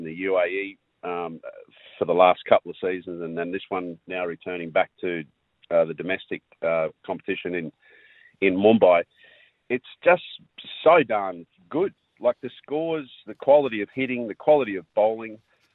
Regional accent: Queensland, Australia; as a Queenslander

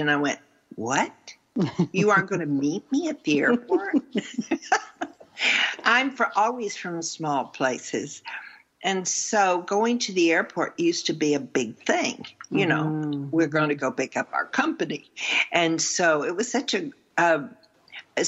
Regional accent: the South, United States; I'm only from the South

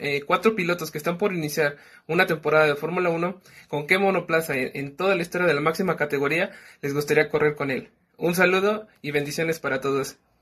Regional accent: State of Mexico, Mexico; soy del Estado de México

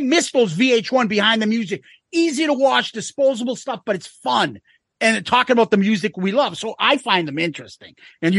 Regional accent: Boston, Massachusetts, United States; So we're from Boston, if you can't tell from this accent.

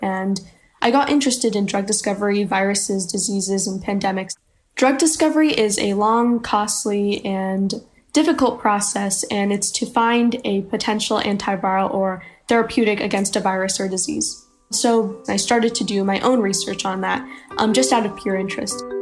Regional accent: Frisco, Texas, United States; I'm from Frisco, Texas, and I'm 14 years old.

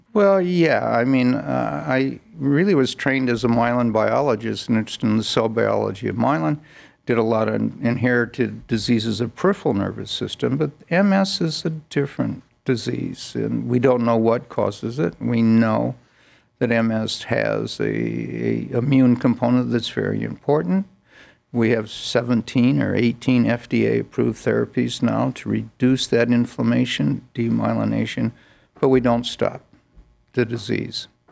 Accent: Northern Illinois, United States; moved away as an adult; also born or lived in Chicago / Bethesda / Baltimore; now in Cleveland, United States; originally I'm from Northern Illinois, about uh, 90 miles west of Chicago

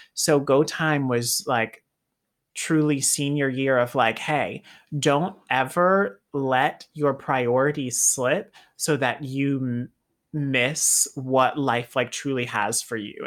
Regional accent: the South, United States; being a kid growing up in the South

